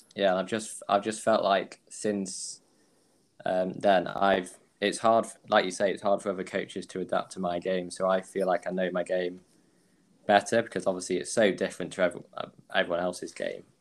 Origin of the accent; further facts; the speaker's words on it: Manchester, North West England, United Kingdom; I'm from Manchester in England.